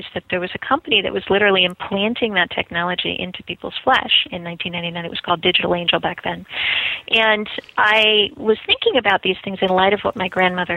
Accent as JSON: {"language": "English", "region": "Southern California", "country": "United States", "also_born_or_lived": "Boston", "moved": "as an adult", "said": "I'm from Southern California, and I was traveling to Boston to go to school"}